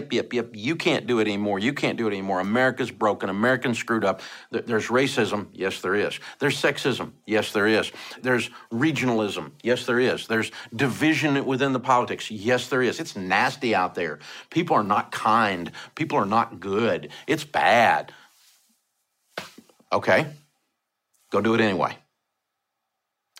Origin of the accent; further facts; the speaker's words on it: Antioch, Tennessee, United States; I grew up in Antioch, freaking Tennessee